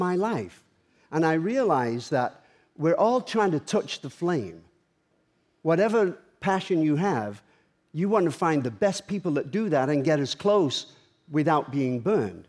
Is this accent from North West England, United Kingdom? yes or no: yes; Manchester, North West England, United Kingdom; Manchester in my hometown.